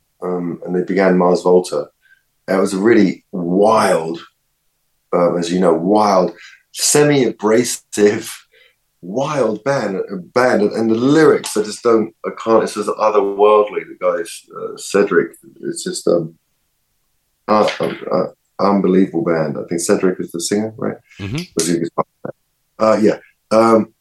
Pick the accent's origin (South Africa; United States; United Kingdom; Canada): United Kingdom; London; I live in Primrose Hill, and I grew up in Swiss Cottage, so that's Camden